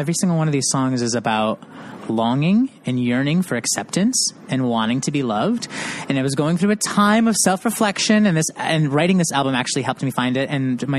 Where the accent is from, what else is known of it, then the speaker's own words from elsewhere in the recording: Utica, New York, United States; Yeah, I'm from Utica, New York, which is kind of the closest city that people know is Syracuse.